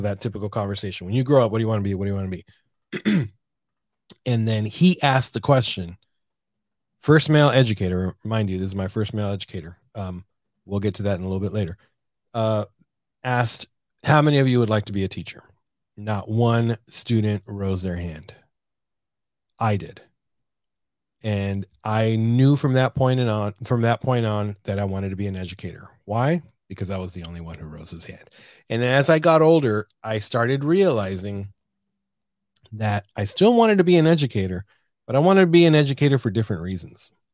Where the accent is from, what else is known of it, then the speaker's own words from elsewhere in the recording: San Diego, California, United States; moved away as an adult; also born or lived in Arizona; now in San Antonio, United States; from born and raised in San Diego, California